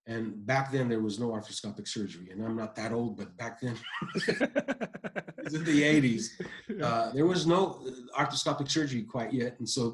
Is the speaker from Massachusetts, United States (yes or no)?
no; Michigan, United States; also born or lived in Iran; now in California, United States; I grew up in Michigan.